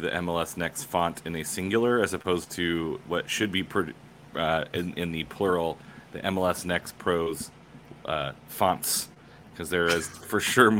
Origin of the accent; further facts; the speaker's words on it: the West, United States; As a Westerner